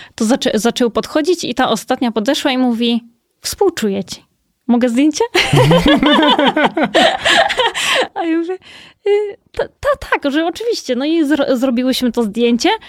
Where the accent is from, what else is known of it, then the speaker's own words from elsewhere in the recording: Kołobrzeg, West Pomeranian Voivodeship, Poland; now in Warsaw, Poland; ja też pochodzę z Kołobrzegu, więc to też jest y, zupełnie mhm. inny rejon